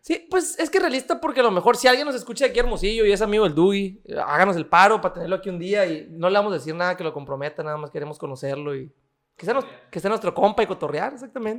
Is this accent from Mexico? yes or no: yes; Mexico; de México